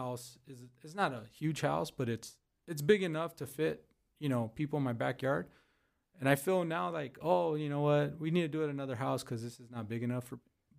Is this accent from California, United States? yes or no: yes; Pico Rivera, California, United States; moved away; But my heart is in Pico.